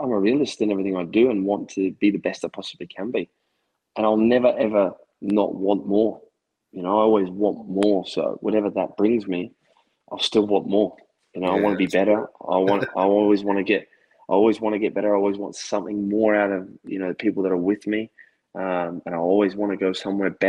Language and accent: English; Australia; also born or lived in Scotland